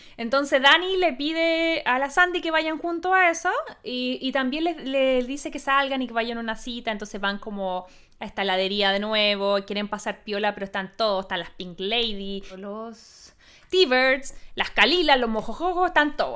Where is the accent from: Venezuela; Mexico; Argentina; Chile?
Chile; nuestra experiencia como chilenas